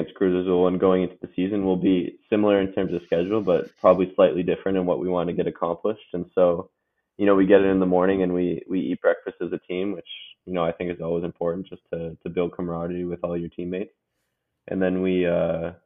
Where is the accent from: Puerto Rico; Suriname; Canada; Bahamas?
Canada; Curtis, Ontario; also born or lived in Michigan; now in Hamilton, Canada; Hamilton is about like an hour and a half from my hometown of Curtis, Ontario